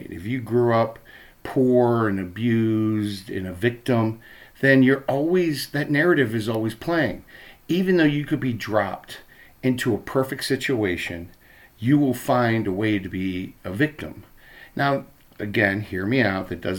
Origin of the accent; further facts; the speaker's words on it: Baltimore, Maryland, United States; moved away as an adult; now in Minnesota, United States; when I was a kid growing up in Baltimore